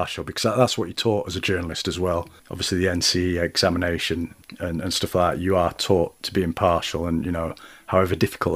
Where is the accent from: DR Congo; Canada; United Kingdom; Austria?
United Kingdom; Doncaster, Yorkshire and the Humber; my hometown, Doncaster